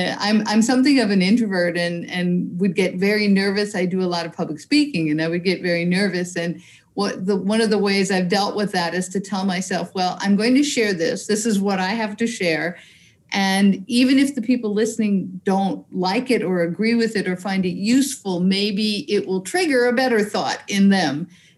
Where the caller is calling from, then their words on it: Newburyport, Massachusetts, United States; I'm in Newburyport, Massachusetts in the U.S. So I'm right on the ocean, on the Atlantic Ocean.